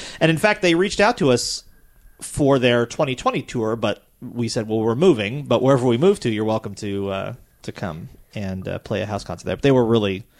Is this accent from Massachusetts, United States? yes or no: yes; Lenox, Massachusetts, United States; now in State College, United States; I went up to Lenox, my hometown